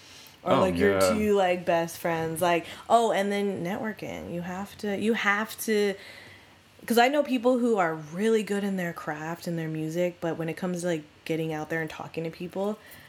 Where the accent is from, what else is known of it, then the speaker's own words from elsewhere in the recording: Port Orchard, Washington, United States; now in Seattle, United States; I'm originally from Port Orchard, Washington. I mean, that's across the water by, like, Gig Harbor.